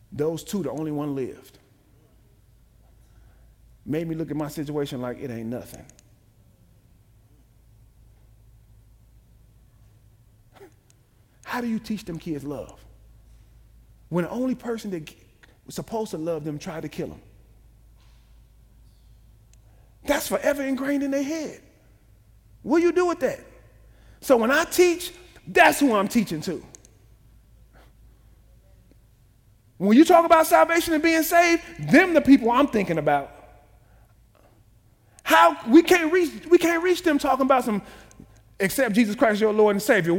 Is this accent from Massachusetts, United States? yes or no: no; Chicago, Illinois, United States; I'm from Chicago, from the projects.